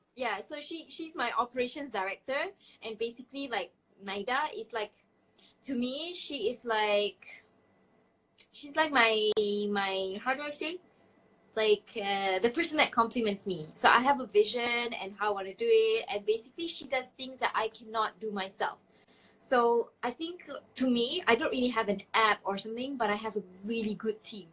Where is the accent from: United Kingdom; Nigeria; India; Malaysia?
Malaysia; now in Saudi Arabia; I am an entrepreneur living in Saudi Arabia, but I'm originally from Malaysia